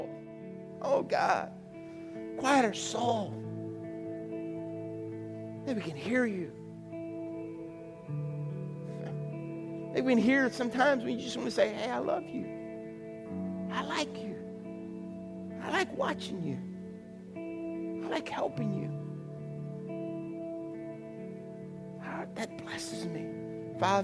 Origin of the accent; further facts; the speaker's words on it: South Louisiana, United States; I grew up in South Louisiana